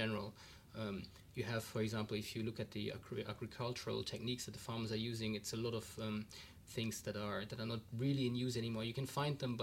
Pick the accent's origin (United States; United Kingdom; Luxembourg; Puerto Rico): Luxembourg; I'm from Luxembourg